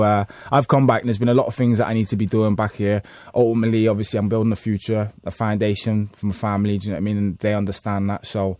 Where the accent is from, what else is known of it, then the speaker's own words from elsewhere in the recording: Liverpool, North West England, United Kingdom; also born or lived in Florida; I'm based in Liverpool. Liverpool's my hometown